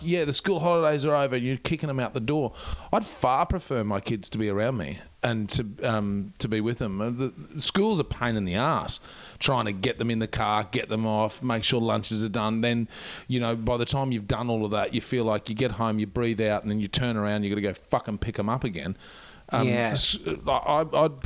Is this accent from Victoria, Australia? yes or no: no; Queensland, Australia; now in Melbourne, Australia; I was definitely from Queensland.